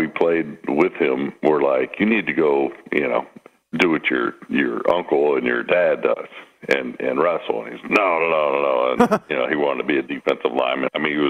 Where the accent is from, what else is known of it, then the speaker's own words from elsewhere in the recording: Northern California, United States; moved away; I'm from Northern California.